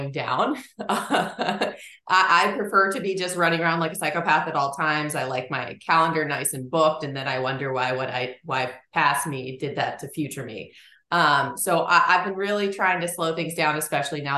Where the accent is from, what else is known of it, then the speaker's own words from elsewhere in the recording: Linthicum, Maryland, United States; I grew up in like just south of Baltimore, Maryland, in Linthicum